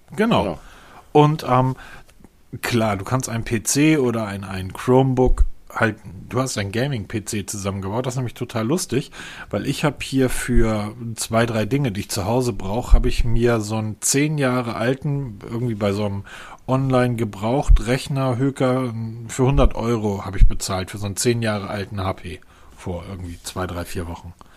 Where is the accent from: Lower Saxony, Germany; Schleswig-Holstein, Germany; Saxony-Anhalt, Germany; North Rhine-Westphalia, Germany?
Schleswig-Holstein, Germany; Husum; now in Hesse, Germany; meine alte Heimat, an das Fischhaus Loof oben in Husum an der Nordseeküste